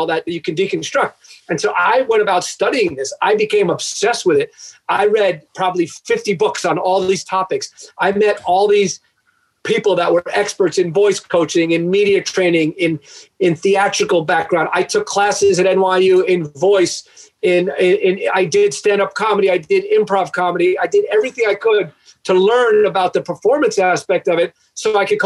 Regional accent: Long Island, New York, United States; moved away; also born or lived in Michigan; I wrote a local column in my town growing up in Long Island

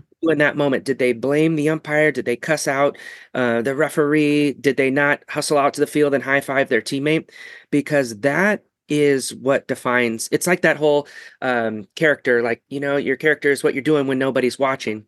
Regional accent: Ketchikan, Alaska, United States; moved away; eventually we went back to my hometown, that little Ketchikan, Alaska

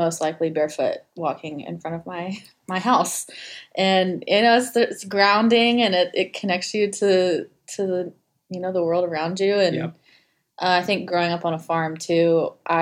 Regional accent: Gainesville, Florida, United States; I grew up outside of Gainesville, Florida

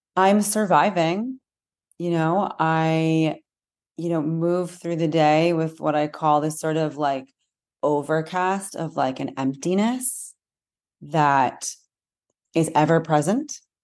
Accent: United States; I'm American, my family is Am-, and we're American here

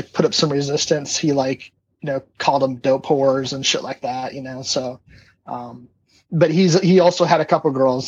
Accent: Arizona, United States; growing up in Arizona

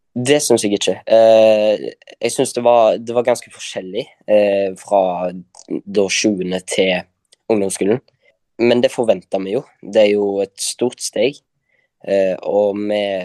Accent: Kopervik, Rogaland, Norway; jeg kommer også fra Karmøy. Eh, Kopervik, nærmere bestemt

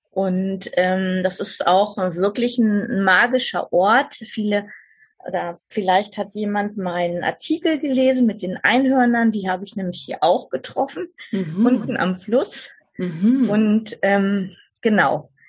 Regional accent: Saarland, Germany; weil ich bin ja im Saarland aufgewachsen

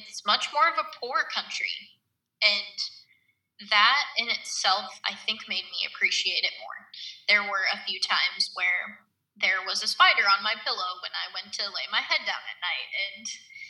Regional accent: United States; me being an American

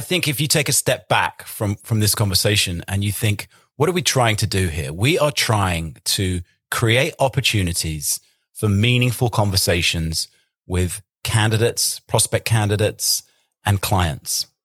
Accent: England, United Kingdom; I'm English

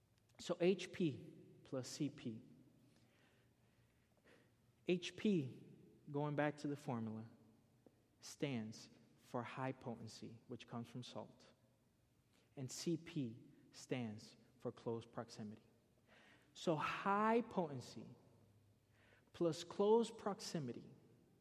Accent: Florida, United States; I grew up in Florida.

